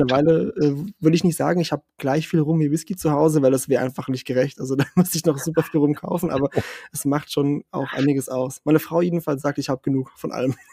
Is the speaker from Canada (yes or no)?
no; southern Portugal, Portugal; now in Germany; ich bin ja in, in Portugal aufgewachsen im Süden